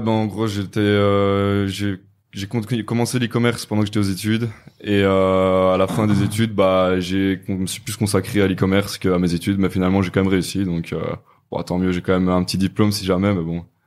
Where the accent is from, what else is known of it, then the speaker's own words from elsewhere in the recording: Namur, Wallonia, Belgium; je viens de Belgique, de Namur précisément